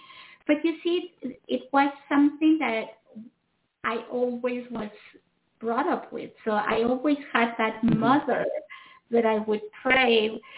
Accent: Mexico; I was brought up in Mexico. So I was brought up in Catholicism, but in the Mexican way

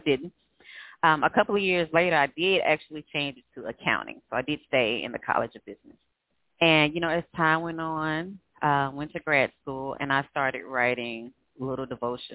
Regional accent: Greenville, Mississippi, United States; moved away as an adult; now in Houston, United States; I was born and raised in Greenville, Mississippi, but I've been here since the end of 2007

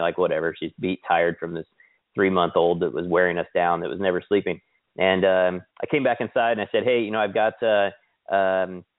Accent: Kansas, United States; moved away; also born or lived in Sedona, Arizona; I grew up in Kansas, but I also lived in Arizona, like Sedona, Arizona area

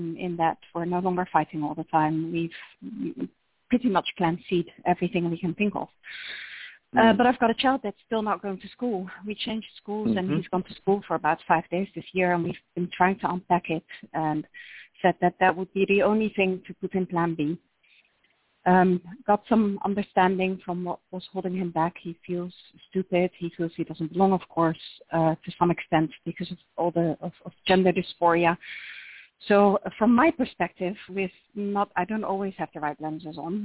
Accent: Netherlands; accent: Dutch; English is a second language; moved away as an adult; also born or lived in United States; you can tell by my accent that we're Dutch, but we have lived in the U.S. for 8 years

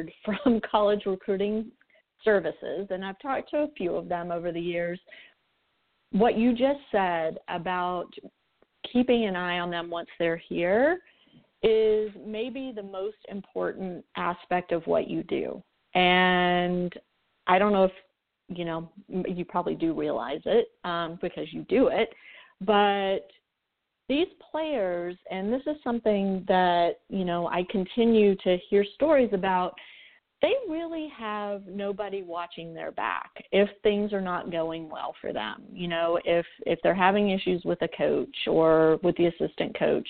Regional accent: United States; we American parents

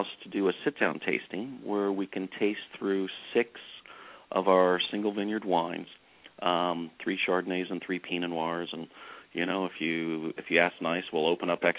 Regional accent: Santa Cruz, California, United States; moved away; I grew up in Santa Cruz, and I regularly go back

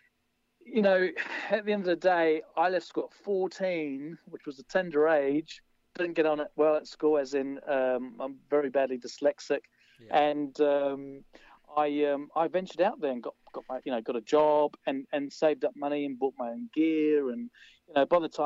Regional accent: London, United Kingdom; now in Wanaka, New Zealand; growing up in London

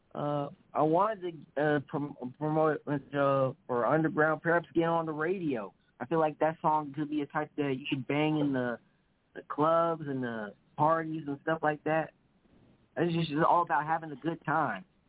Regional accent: Greenwood, Mississippi, United States; I am from Greenwood, Mississippi, Strap Delta.

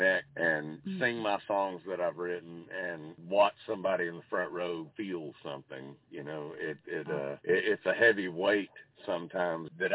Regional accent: Jasper, Georgia, United States; I'm from Jasper, which Talking Rock and Jasper, you might as well call it the same place

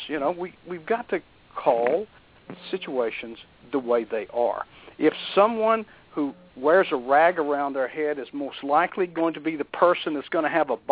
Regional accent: Texas, United States; moved away as an adult; now in Florida, United States; I came from Texas, raised in Texas.

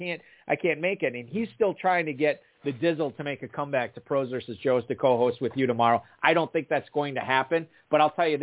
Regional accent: Wisconsin, United States; I'm a guy from Wisconsin here.

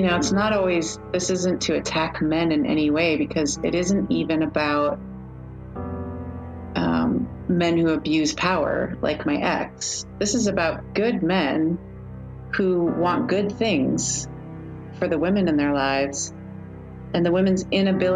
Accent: Midwest, United States; a Midwestern woman

